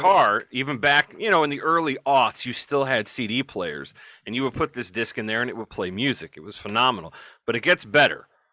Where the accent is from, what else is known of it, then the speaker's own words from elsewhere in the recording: Ohio, United States; we're, we're from Ohio